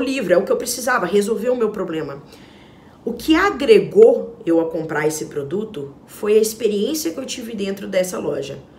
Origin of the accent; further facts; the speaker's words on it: Minas Gerais, Brazil; como uma boa mineira que eu sou